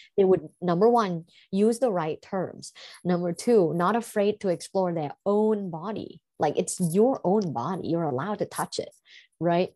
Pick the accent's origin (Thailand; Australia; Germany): Thailand; growing up in Thailand and in a sexually conservative environment